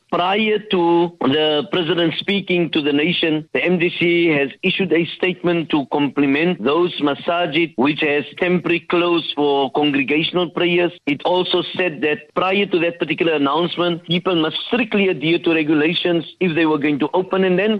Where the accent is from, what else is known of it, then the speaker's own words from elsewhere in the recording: South Africa; as South African Muslims